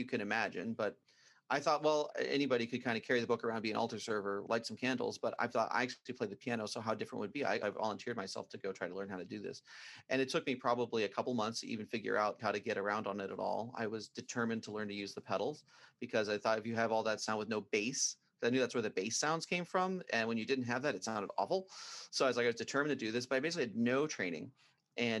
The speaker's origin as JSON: {"language": "English", "town": "Brockway", "region": "Pennsylvania", "country": "United States", "tie": "born or raised there", "said": "I grew up out in the country outside of a small town called Brockway, Pennsylvania"}